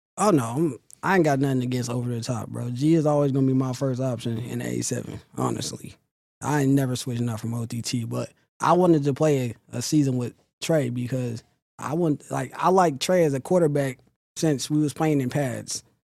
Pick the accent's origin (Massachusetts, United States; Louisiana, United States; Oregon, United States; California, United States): California, United States; Sacramento; I started when I was, like, nine or ten in Sacramento. That's from my hometown